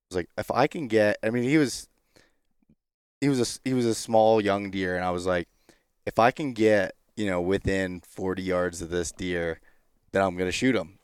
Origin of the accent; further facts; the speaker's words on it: Pennsylvania, United States; in my home state of Pennsylvania